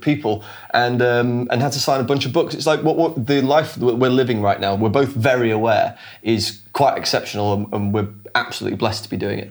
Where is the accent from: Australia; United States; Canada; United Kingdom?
United Kingdom; Sheffield, Yorkshire and the Humber; now in London, United Kingdom; we're both from um, a town or a city in the north of England called Sheffield.